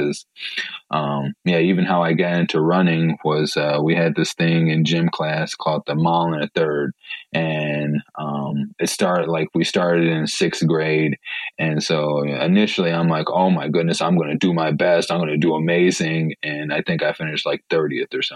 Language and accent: English; Three Rivers, Michigan, United States; also born or lived in Chicago Heights, Illinois; I grew up in Three Rivers, Michigan. I was born in Chicago Heights